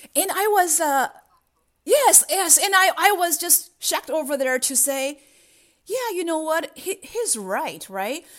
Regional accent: China; English is a second language; moved away as an adult; now in United States; I grew up in China and I have spent half of my life there and another half in the United States

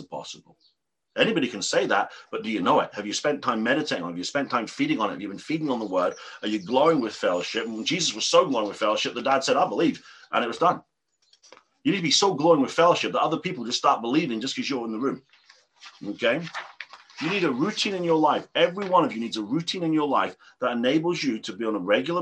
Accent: England, United Kingdom; I'm an Englishman.

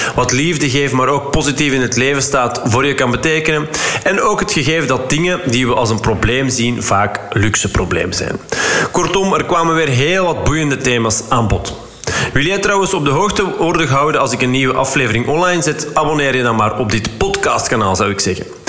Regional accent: Flanders, Belgium; wij als Vlaming.

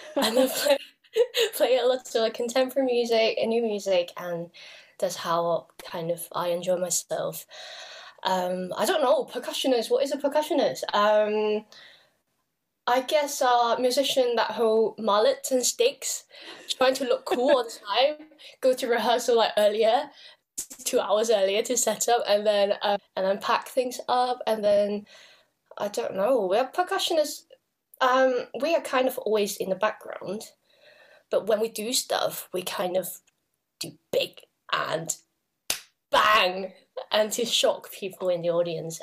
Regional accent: Hong Kong; I come from Hong Kong

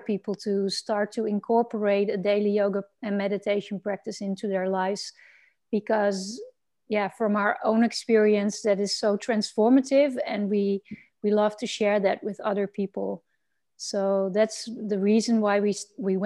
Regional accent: Netherlands; I'm from the Netherlands

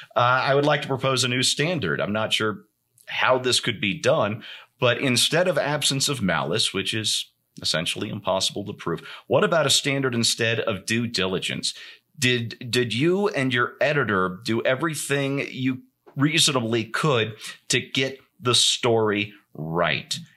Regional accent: United States; as an American who has maybe some issues with how liable is determined in this country

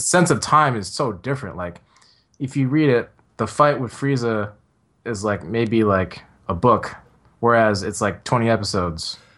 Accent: San Francisco, California, United States; I grew up in San Francisco

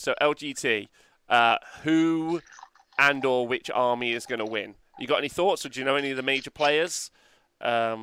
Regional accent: England, United Kingdom; Being English

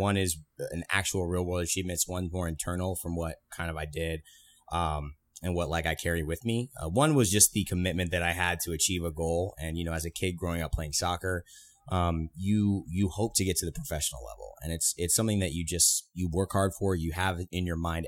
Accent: California, United States; been around the West Coast my whole life. I'm from California

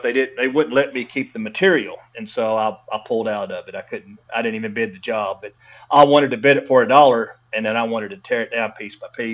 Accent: Dallas-Fort Worth area, Texas, United States; I grew up in the Dallas-Fort Worth area

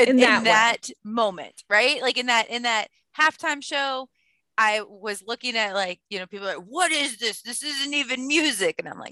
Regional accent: St. Louis, Missouri, United States; I am from St. Louis

